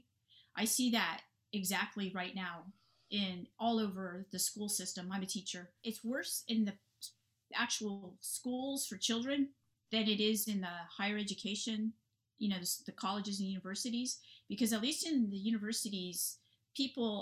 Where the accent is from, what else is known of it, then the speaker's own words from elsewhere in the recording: Silicon Valley, California, United States; I'm from California in the Silicon Valley region